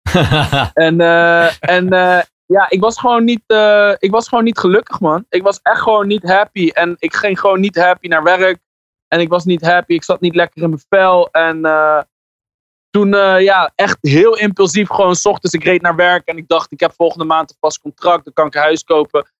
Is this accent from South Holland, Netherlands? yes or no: yes; Ter Aar, South Holland, Netherlands; Ik kom uit Ter Aard, als een dorpje naast Alphen aan de Rijn.